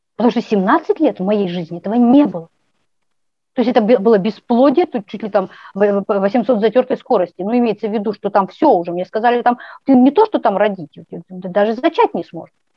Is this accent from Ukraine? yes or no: no; Kazakhstan; я родилась в Казахстане